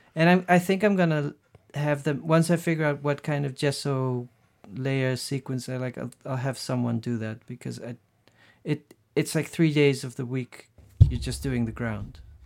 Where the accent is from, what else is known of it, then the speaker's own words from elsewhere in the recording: Netherlands; English is a second language; moved away as an adult; also born or lived in Brazil / Los Angeles / Paris / Berlin; growing up in the Netherlands